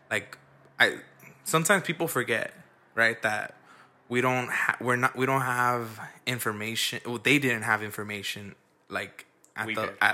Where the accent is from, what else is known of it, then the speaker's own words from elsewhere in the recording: Los Angeles, California, United States; I live in the border of like almost South Central. Yeah. I mean, I was born and raised in South Central